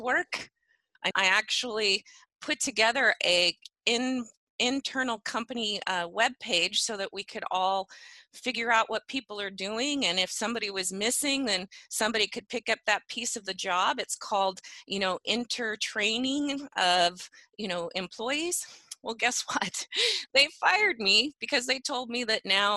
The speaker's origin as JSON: {"language": "English", "town": "Medford", "region": "Oregon", "country": "United States", "tie": "born or raised there", "also_born_or_lived": "Phoenix, Oregon / Talent, Oregon", "said": "I actually grew up in Southern Oregon, Medford, Oregon. Went to school in Phoenix and Talent, Oregon."}